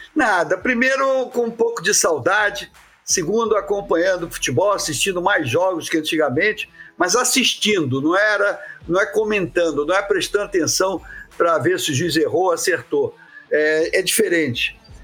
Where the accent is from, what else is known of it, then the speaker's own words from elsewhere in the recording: Rio de Janeiro, Brazil; eu comecei no futebol de praia em Copacabana, onde eu nasci